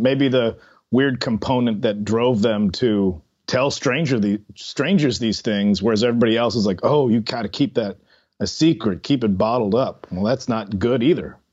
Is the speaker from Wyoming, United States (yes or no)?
no; Chicago, Illinois, United States; in Chicago where I'm from